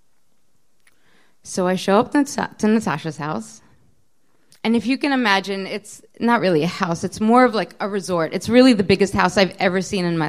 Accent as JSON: {"language": "English", "town": "Baltimore", "region": "Maryland", "country": "United States", "tie": "born or raised there", "also_born_or_lived": "Israel", "second_language": "English", "said": "I turned two on the airplane from Israel to Baltimore. We were immigrating"}